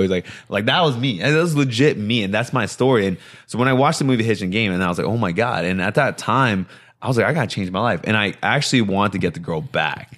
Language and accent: English; New Jersey, United States; I was born in New Jersey um, from Korean immigrant, immigrant parents